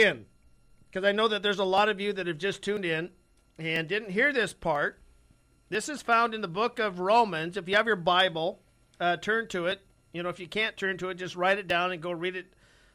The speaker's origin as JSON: {"language": "English", "country": "United States", "said": "as an American"}